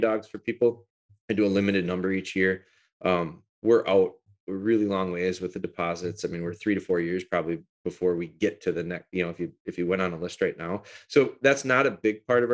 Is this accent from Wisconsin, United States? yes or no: yes; Green Bay, Wisconsin, United States; also born or lived in Rhinelander, Wisconsin / Pulaski, Wisconsin; I moved down here in elementary school and lived around the Green Bay area